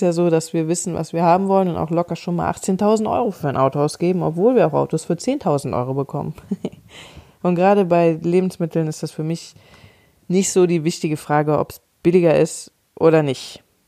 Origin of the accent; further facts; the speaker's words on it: Cologne, North Rhine-Westphalia, Germany; ich komme aus Köln, wir haben hier die Kioskkultur